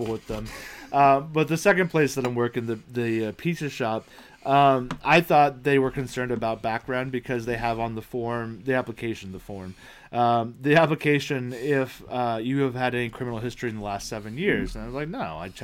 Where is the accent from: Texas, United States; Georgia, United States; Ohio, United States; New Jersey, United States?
Ohio, United States; we're from Ohio